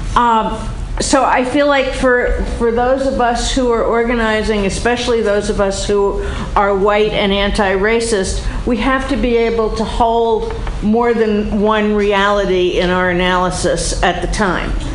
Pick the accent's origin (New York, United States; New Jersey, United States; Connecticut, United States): New York, United States; when I was a kid, I grew up in New York in a Jewish family